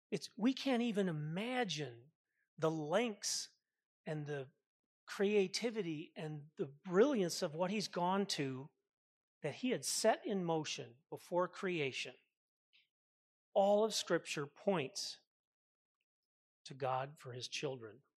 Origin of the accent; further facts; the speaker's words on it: Minnesota, United States; I grew up with him in Minnesota